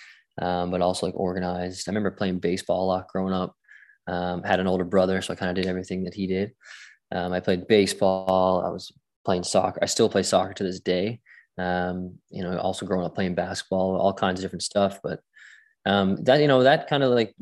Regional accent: St. John's, Newfoundland and Labrador, Canada; also born or lived in Glasgow, Scotland; I grew up here in St. John's, Newfoundland

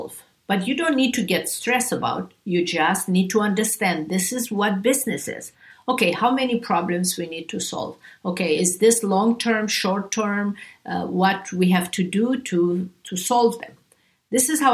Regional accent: Romania; also born or lived in Beverly Hills; now in United States; I grew up in Romania

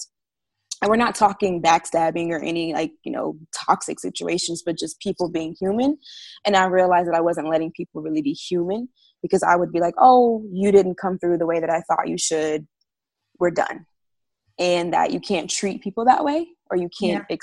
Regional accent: Florida, United States; now in Georgia, United States; I am originally from Florida, been living up in Georgia for the past actually 11 years now

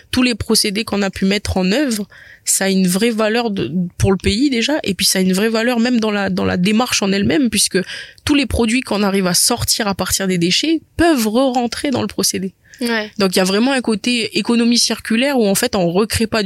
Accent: New Caledonia; Et puis même, je suis calédonienne

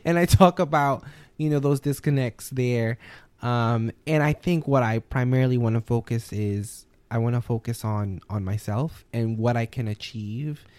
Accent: New Orleans, Louisiana, United States; moved away; I'm born and raised in New Orleans, Louisiana

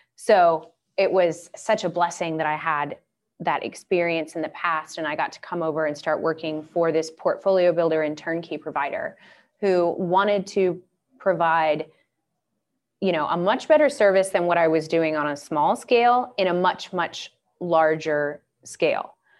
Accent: Atlanta, Georgia, United States; moved away; I grew up in Atlanta

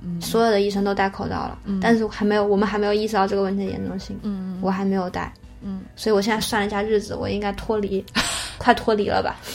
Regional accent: Wuhan, Hubei, China; 我们武汉人

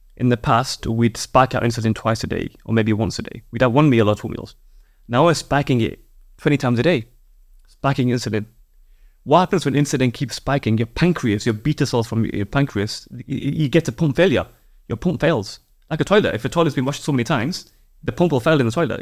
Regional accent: Yorkshire and the Humber, United Kingdom; I'm a Yorkshireman

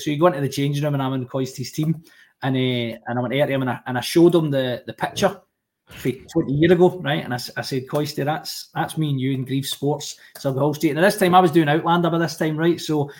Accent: Rutherglen, Scotland, United Kingdom; I grew up in Rutherglen, a bit like yourself, Colin.

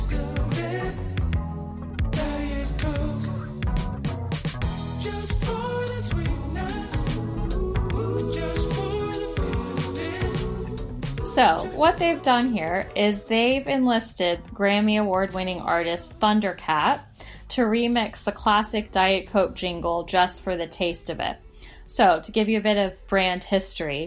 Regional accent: United States; I'm American.

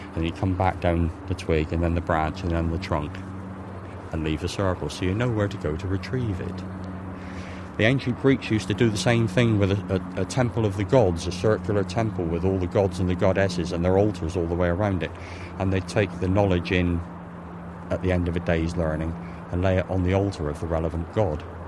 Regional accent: Cornwall, South West England, United Kingdom; moved away as an adult; now in Ireland; I'm a Cornishman. I'm not English. I came over from Cornwall about 12 years ago

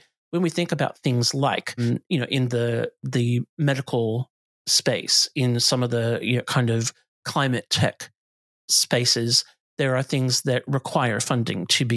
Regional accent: United States; moved away as an adult; now in Australia; I grew up in the States

